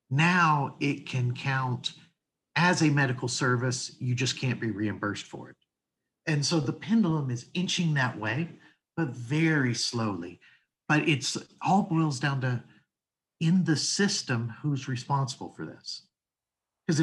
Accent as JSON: {"language": "English", "region": "Tennessee", "country": "United States", "said": "I'm from Tennessee."}